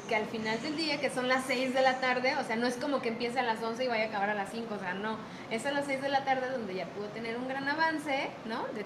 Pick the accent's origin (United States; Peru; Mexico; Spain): Mexico; Guadalajara, Jalisco; also born or lived in Mexico City; yo nací en el DF, pero llevo toda mi vida, desde muy pequeña, viviendo aquí en Guadalajara.